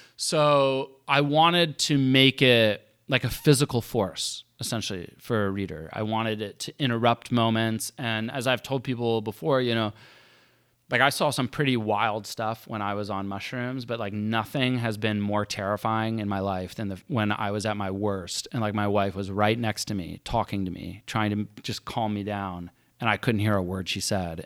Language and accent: English; Morgantown, West Virginia, United States; growing up in Morgantown